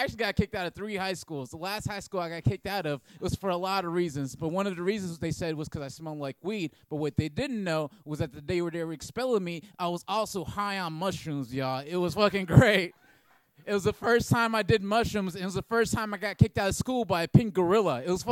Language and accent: English; Oakland, California, United States; moved away as an adult; now in Brooklyn, United States; I'm from Oakland, California